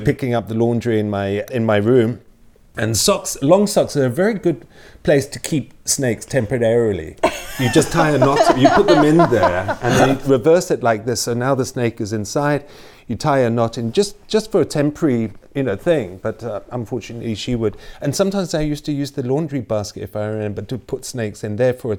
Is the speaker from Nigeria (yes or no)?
yes; Nigeria; also born or lived in United Kingdom / Malawi / Botswana; now in -; I was born in the UK, in southeast of the UK, and my parents took me out to Nigeria when I was very, very young, when I was about, I think about 18 months old. And for the majority of my childhood, I grew up in Nigeria and Malawi